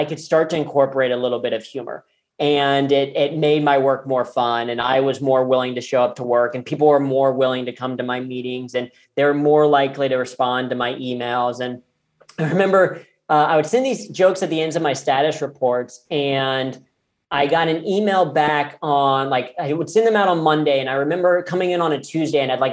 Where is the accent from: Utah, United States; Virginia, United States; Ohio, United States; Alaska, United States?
Ohio, United States; Cincinnati; I grew up in Cincinnati, Ohio, which is P&G's global headquarters